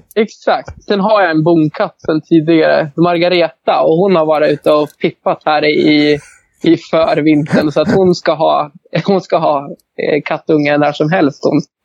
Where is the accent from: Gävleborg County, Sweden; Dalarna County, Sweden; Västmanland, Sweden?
Gävleborg County, Sweden; Arbrå; jag växte upp i Arbro